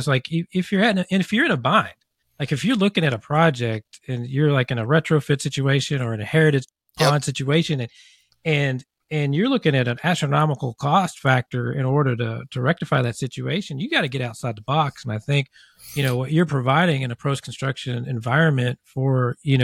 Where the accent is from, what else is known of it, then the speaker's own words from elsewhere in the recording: near Evansville, Southern Indiana, United States; I grew up in Southern Indiana. I grew up probably 20 minutes from Evansville